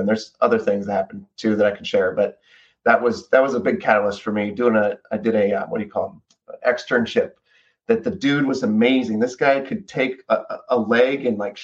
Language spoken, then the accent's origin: English; 40 minutes south of Fresno, California, United States; I was about 40 minutes south of Fresno, California. So born and raised on an orange farm